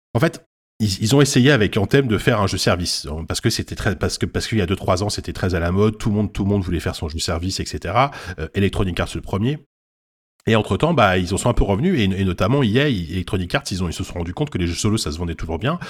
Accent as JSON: {"language": "French", "country": "France", "said": "on est français, on est français"}